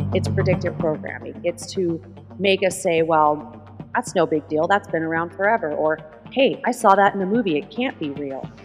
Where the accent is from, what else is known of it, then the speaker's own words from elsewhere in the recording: Southern California, United States; I grew up in Southern California, so I was kind of immersed in that kind of Hollywood type atmosphere